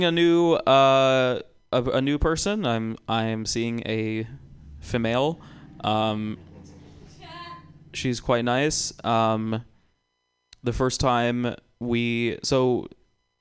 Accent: Georgia, United States; now in California, United States; I grew up in Georgia

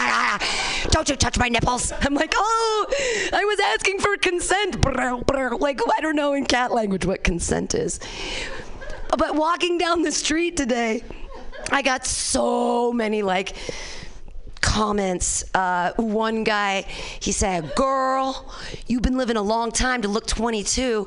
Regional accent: Danville, California, United States; I grew up in Danville here

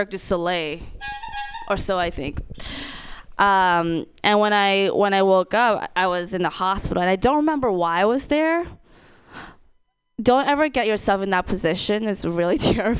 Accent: Thailand; moved away; I'm also from Thailand. Yes, so Thai girl

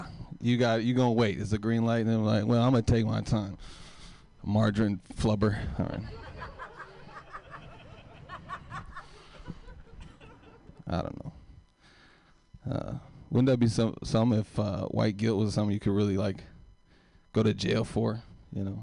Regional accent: Oakland, California, United States; I grew up in East Oakland.

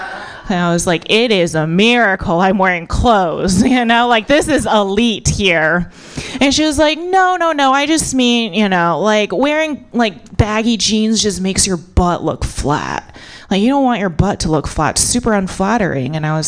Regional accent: United States; born there; So my parents are, so I was born in America, but my parents are immigrants. So my parents are Buddhist Chinese immigrants

